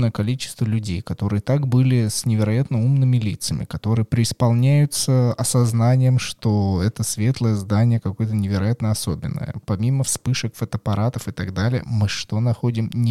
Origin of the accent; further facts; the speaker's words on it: Moscow, Russia; Я москвичка, и огромное количество мест